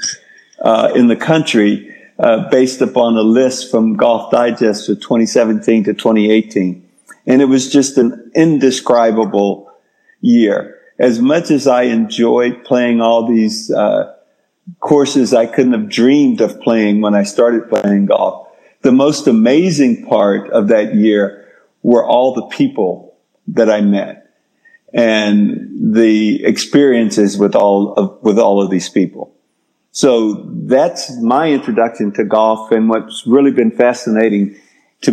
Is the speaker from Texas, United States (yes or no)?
yes; Texas, United States; I grew up in Texas.